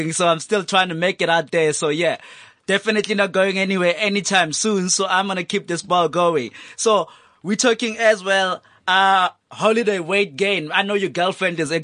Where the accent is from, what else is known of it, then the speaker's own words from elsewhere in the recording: Soweto, Gauteng, South Africa; That's my hometown.